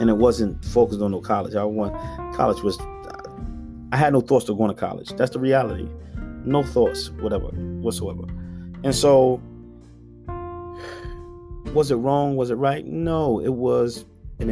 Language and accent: English; Philadelphia, Pennsylvania, United States; I grew up in North Philadelphia